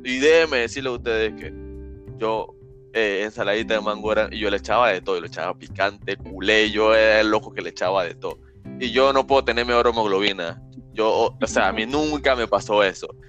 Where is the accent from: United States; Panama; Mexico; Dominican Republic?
Panama; yo soy panameño, o sea, yo soy más panameño que el arroz con pollo